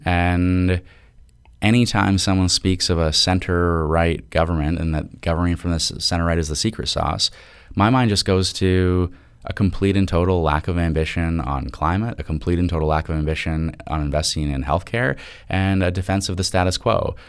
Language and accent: English; Toronto, Ontario, Canada; I am from Toronto